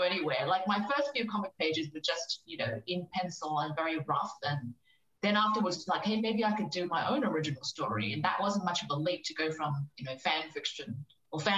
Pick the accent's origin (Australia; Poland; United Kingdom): Australia; also born or lived in Hong Kong; I was born in Hong Kong and came over to Australia when I was 6 years old